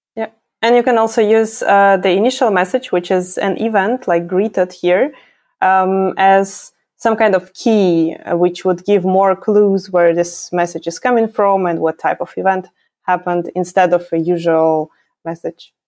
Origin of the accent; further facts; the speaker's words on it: Ukraine; moved away as an adult; now in Berlin, Germany; I am originally from Ukraine. I'm not German. I moved to Germany around five years ago